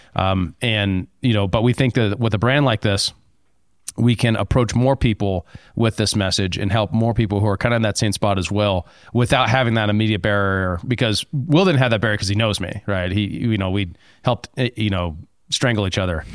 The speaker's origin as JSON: {"language": "English", "town": "Helena", "region": "Montana", "country": "United States", "tie": "born or raised there", "said": "growing up in Helena"}